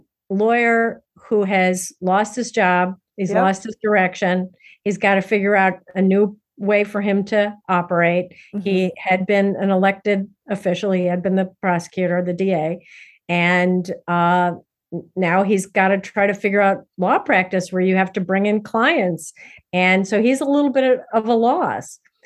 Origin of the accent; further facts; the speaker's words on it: Midwest, United States; I'm a Midwesterner myself.